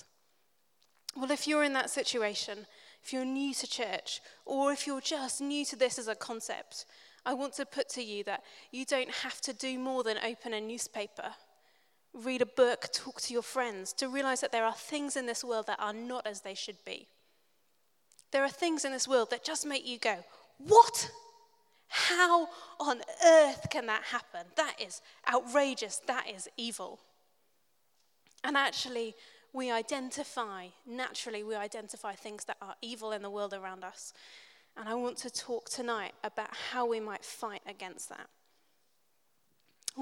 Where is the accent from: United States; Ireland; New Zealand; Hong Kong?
New Zealand; I grew up in New Zealand. My family are all English